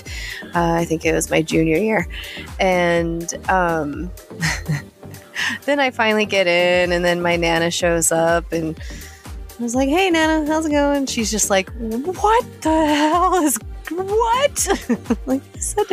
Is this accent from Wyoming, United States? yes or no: yes; near Casper, Wyoming, United States; she was in Casper, which was like 22 miles from my hometown. That was our big city